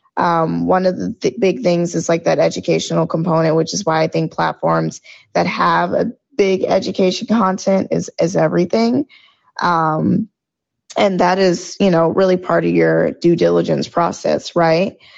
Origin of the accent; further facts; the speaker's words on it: Georgia, United States; moved away as an adult; also born or lived in New York; I am originally from Georgia